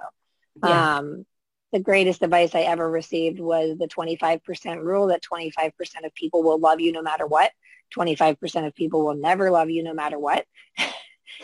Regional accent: United States; accent: American; I'm in the States

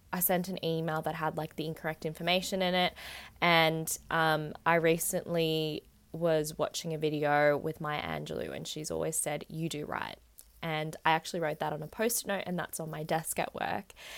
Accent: Australia; also born or lived in Vietnam; I definitely am more Australian

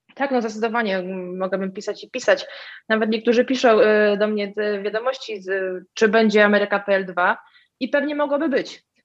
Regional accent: Warsaw, Masovian Voivodeship, Poland; mieszkam w Warszawie od urodzenia

